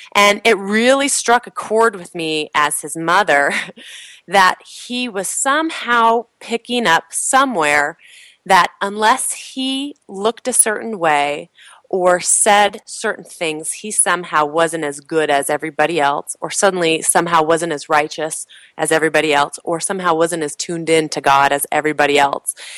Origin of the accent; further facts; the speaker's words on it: California, United States; moved away; also born or lived in Provo, Utah / Chicago; I grew up in California